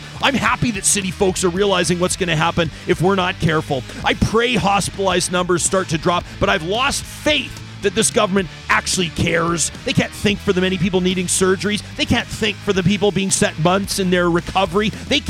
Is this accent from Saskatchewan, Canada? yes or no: yes; Saskatchewan, Canada; born there; moved away; I was born in Saskatchewan, but I've lived here for almost 20 years